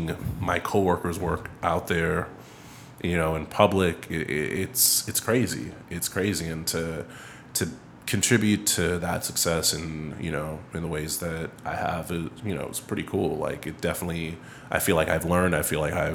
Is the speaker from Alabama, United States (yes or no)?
no; New York City, New York, United States; I come from Far Rock